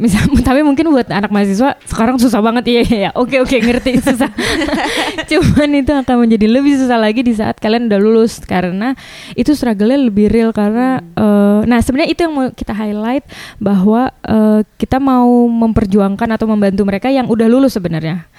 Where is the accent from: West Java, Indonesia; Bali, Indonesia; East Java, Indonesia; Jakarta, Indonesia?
Bali, Indonesia; saya dari Bali